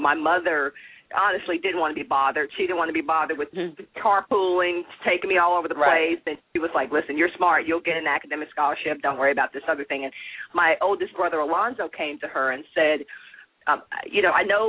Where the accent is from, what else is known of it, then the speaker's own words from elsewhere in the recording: Dallas, Texas, United States; I grew up in Dallas